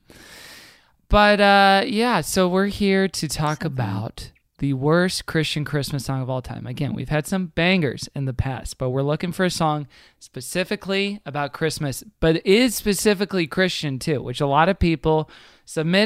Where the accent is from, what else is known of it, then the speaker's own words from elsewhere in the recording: Kingwood, Texas, United States; moved away; From Kingwood, Texas, which is a suburbs a little bit north of Houston